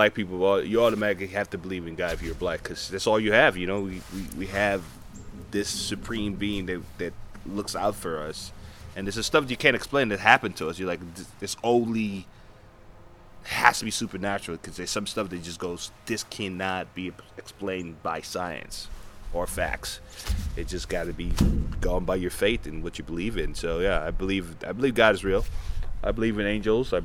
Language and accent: English; United States; when you're a black person growing up in America